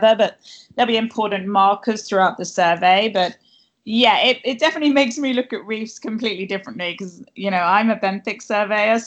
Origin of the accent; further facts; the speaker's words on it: Cornwall, South West England, United Kingdom; moved away; I'm originally from Cornwall in England, and growing up, you know, I grew up on the beaches in Cornwall, basically.